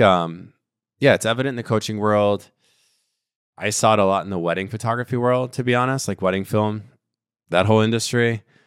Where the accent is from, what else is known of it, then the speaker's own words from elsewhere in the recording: Miami, Florida, United States; I'm from Miami